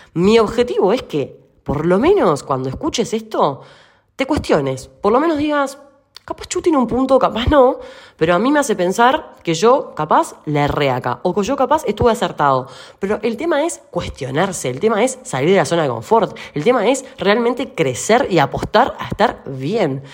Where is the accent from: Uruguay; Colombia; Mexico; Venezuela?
Uruguay; now in Argentina; yo soy uruguaya